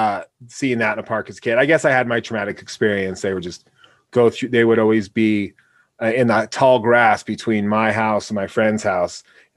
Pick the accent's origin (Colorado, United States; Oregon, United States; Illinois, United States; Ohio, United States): Oregon, United States; Portland; I grew up in Oregon, suburb of Portland, and it's forest and everything there.